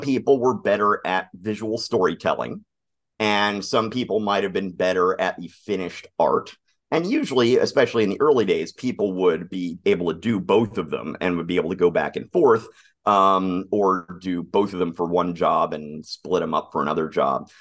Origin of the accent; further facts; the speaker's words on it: Atlanta, Georgia, United States; I grew up in Atlanta